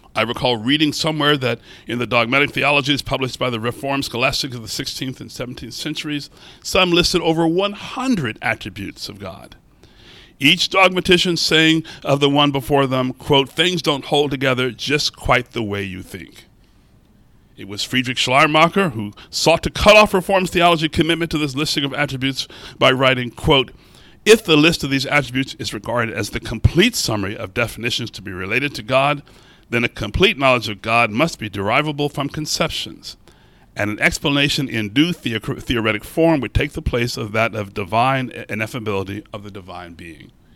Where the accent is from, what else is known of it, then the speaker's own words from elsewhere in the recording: Baltimore, Maryland, United States; I'm from Baltimore